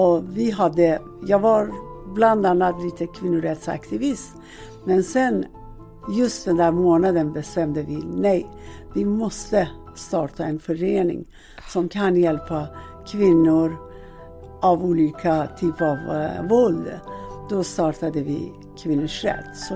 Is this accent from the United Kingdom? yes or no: no; Iran; Swedish is a second language; now in Sweden; och jag ursprungligen kommer jag från Iran.